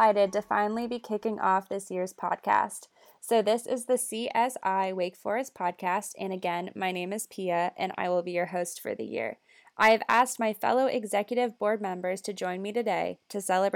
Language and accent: English; California, United States; moved away as an adult; now in North Carolina, United States; I am originally from California.